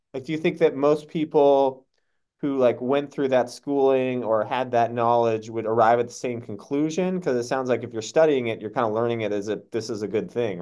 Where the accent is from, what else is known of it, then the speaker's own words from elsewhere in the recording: Massachusetts, United States; we both grew up in Massachusetts